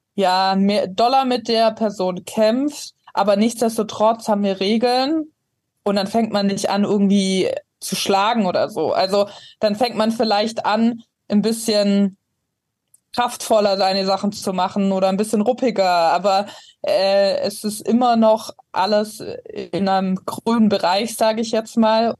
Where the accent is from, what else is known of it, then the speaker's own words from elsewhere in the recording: Ravensburg, Baden-Württemberg, Germany; moved away; Also ich komme ursprünglich aus Ravensburg, ist am Bodensee ganz unten.